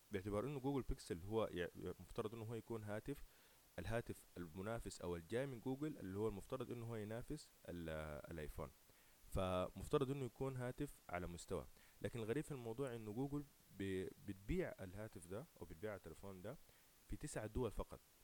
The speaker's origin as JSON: {"language": "Arabic", "country": "Sudan", "said": "احنا في بلدنا اكثر كسودانيين"}